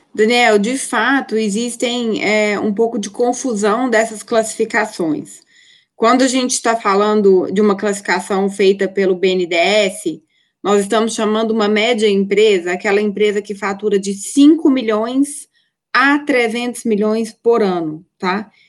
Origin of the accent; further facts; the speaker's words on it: Minas Gerais, Brazil; accent: mineiro; eu sou mineira, eu abro a boca, dá para perceber que eu sou mineira